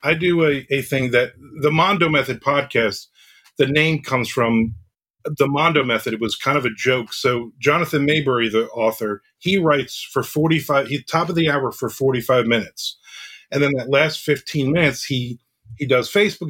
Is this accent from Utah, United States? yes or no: no; New Jersey, United States; I grew up in New Jersey.